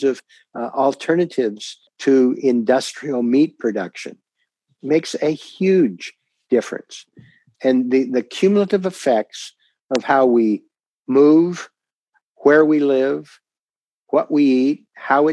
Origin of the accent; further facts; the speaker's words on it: Portland, Oregon, United States; my hometown of Portland, Oregon